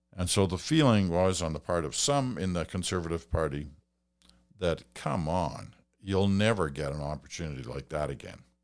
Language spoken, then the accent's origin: English; Stratford, Ontario, Canada; my hometown of Stratford, Ontario